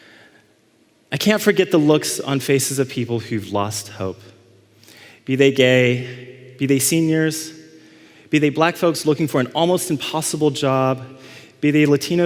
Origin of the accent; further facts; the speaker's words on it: Dallas, Texas, United States; Dallas, my hometown, I grew up in Dallas